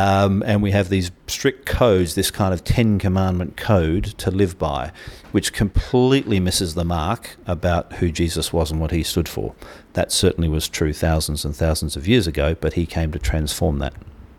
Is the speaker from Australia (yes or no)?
no; Bahrain; I was born in the Middle East. I had an English father who was drilling for oil, an American mother who was working in a hospital in a place called Bahrain.